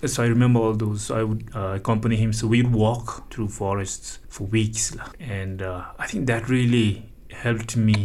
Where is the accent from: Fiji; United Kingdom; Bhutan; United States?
Bhutan; Pemagatshel; from the fourth grade onwards, I grew up in Pemagatsal